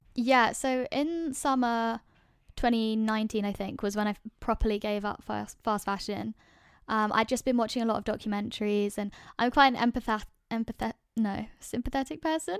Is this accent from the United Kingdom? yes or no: yes; London, United Kingdom; moved away as an adult; now in Edinburgh, United Kingdom; I grew up in London